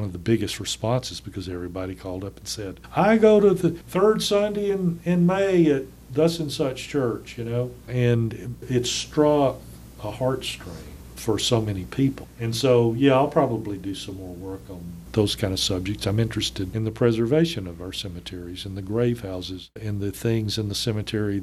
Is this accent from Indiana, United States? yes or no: no; northern Alabama, United States; growing up in Alabama in the northern part of the state